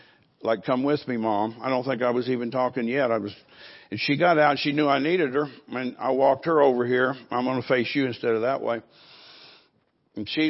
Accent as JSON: {"language": "English", "town": "Fairborn", "region": "Ohio", "country": "United States", "tie": "born or raised there", "also_born_or_lived": "California", "moved": "yes", "said": "I'm from Dayton, Fairborn, Ohio, which is close to Dayton, Ohio, in that state"}